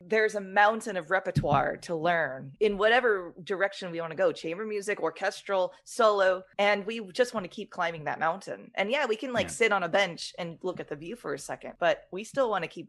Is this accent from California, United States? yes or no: yes; San Diego, California, United States; We both are from Southern California. You're from LA, I'm from San Diego